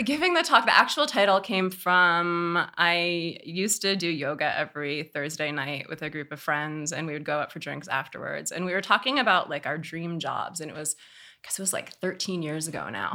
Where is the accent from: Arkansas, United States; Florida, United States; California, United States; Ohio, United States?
California, United States; Oakland; I grew up here in Oakland, California, born and raised